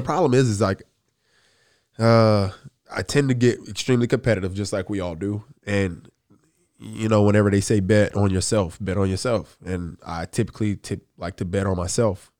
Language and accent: English; the South, United States; I'm from the South